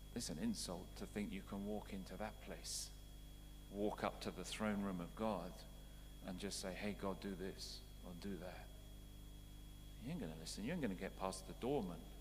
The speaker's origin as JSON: {"language": "English", "country": "United Kingdom", "also_born_or_lived": "Canada", "moved": "as an adult", "said": "I was British before I became Canadian"}